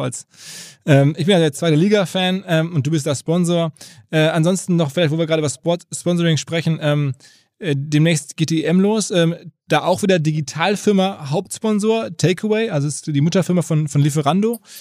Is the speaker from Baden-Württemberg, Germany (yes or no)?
no; Essen, North Rhine-Westphalia, Germany; moved away; meiner Heimatstadt Essen